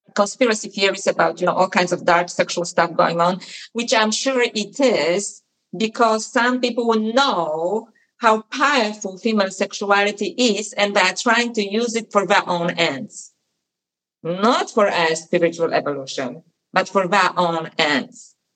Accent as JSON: {"language": "English", "country": "Poland", "tie": "born or raised there", "moved": "yes", "said": "when I was a little girl and I was growing up in Poland"}